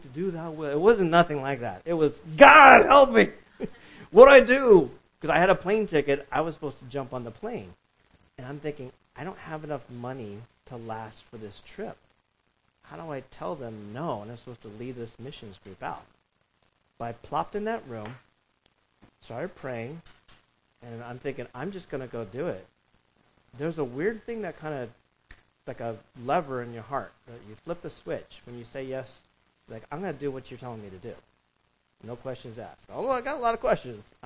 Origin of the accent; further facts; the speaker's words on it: Orange County, California, United States; moved away as an adult; now in New York City, United States; I was a kid growing up in California